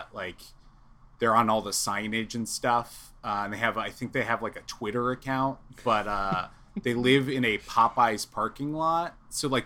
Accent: Oviedo, Florida, United States; moved away as an adult; now in Los Angeles, United States; I grew up in a small town called Oviedo

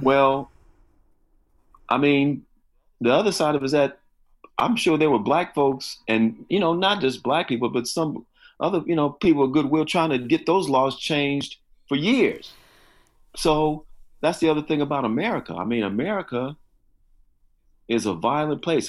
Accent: Chicago, Illinois, United States; I grew up in, yeah, in Chicago, and then the s-, south suburbs, and then back in Chicago.

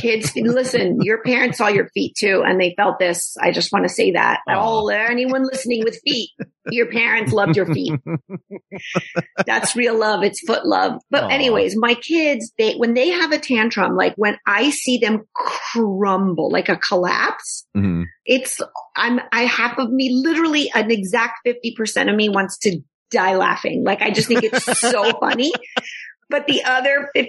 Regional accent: Texas, United States; I'm from Texas.

